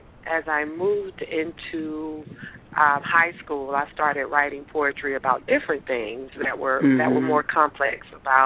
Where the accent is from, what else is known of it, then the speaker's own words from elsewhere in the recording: Atlanta, Georgia, United States; also born or lived in Lithonia, Georgia; I grew up in Atlanta, Georgia, and actually when I was actually born at Grady, and we lived in the city until I was maybe in the fourth or fifth grade, and then we moved out to Lithonia